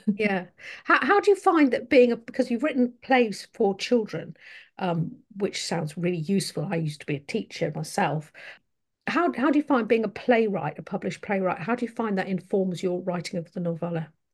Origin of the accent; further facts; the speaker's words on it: United Kingdom; as a British person